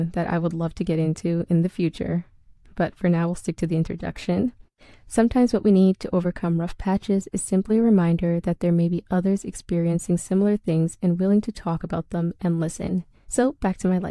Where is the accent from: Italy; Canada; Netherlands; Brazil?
Canada; also born or lived in Ethiopia; I was born in Ethiopia, but spent my entire life in Canada